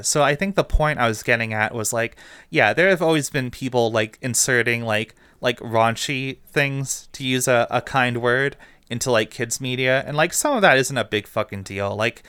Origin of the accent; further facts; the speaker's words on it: Romania; I don't know, like I'm Romanian, so I'm not like from Turkey.